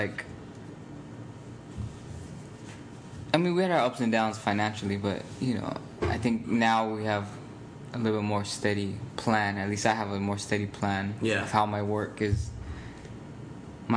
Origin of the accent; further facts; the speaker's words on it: Phoenix, Arizona, United States; now in Chicago, United States; I grew up there. I grew up in Phoenix